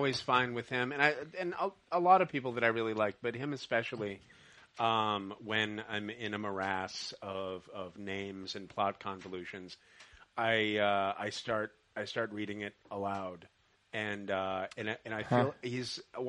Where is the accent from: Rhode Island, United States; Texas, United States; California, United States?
California, United States; Los Angeles; I'm from Los Angeles.